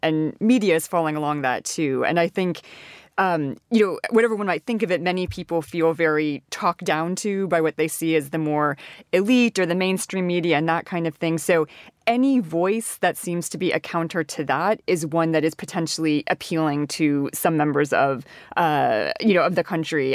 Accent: Washington, District of Columbia, United States; moved away; I come from Washington, D C

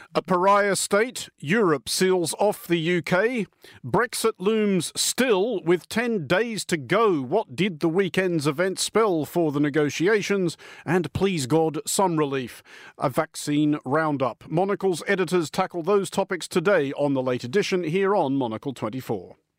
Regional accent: Australia; moved away as an adult; now in United Kingdom; as an Australian interloper in this country

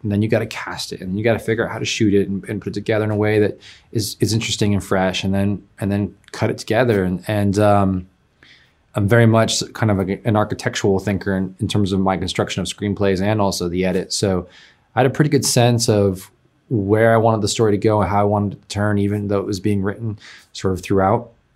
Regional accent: Oakland, California, United States; I'm from San Francisco Bay Area, Oakland

